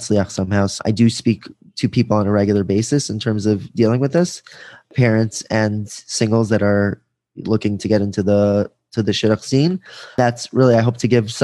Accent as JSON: {"language": "English", "area": "Five Towns", "region": "New York", "country": "United States", "tie": "born or raised there", "said": "I grew up here in the Five Towns"}